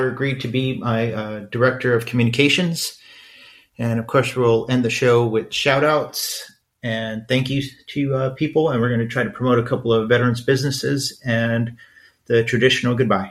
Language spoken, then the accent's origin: English; Los Angeles, California, United States; We grew up in East Los Angeles.